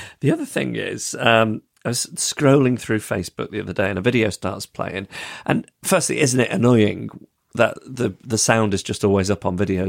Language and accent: English; Manchester area, North West England, United Kingdom; I am from the Manchester area.